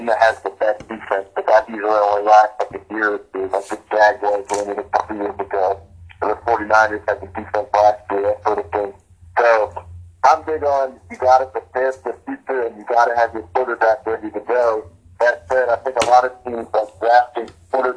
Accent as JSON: {"language": "English", "region": "New Jersey", "country": "United States", "said": "I'm from Central Jersey, so we're like halfway between New York and Philadelphia"}